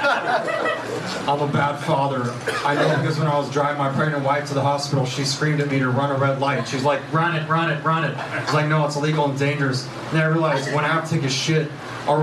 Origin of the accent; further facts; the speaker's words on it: Dallas, Texas, United States; moved away as an adult; now in Los Angeles, United States; I'm from Dallas, Texas